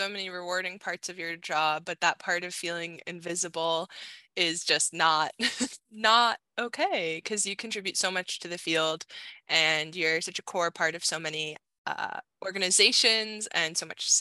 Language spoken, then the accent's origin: English; New Hampshire, United States; now in Canada; I grew up in New Hampshire